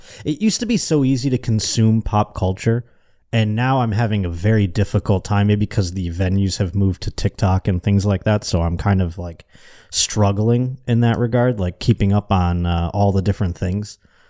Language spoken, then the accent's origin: English; Buffalo, New York, United States; I was moving from Buffalo to Cleveland, and I was scared.